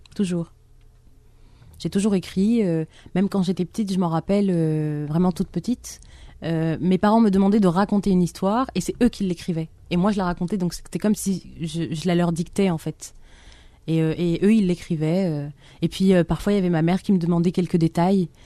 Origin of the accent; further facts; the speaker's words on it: Algiers, Algiers Province, Algeria; now in France; mon enfance à Alger